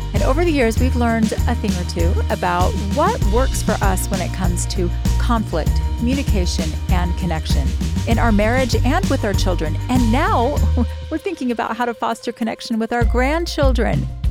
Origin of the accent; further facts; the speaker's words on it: Florida, United States; moved away as an adult; also born or lived in Utah; I'm from Florida